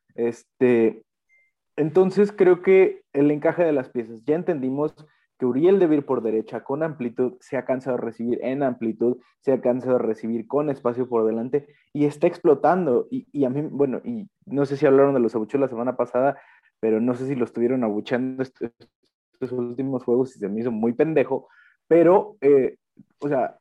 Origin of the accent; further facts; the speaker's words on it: Guadalajara, Jalisco, Mexico; Uno como tapatío realmente vive de forma distinta ese partido